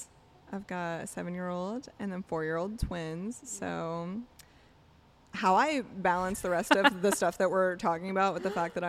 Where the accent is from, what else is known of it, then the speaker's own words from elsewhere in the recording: Appalachia, United States; I think it's because we're Appalachian.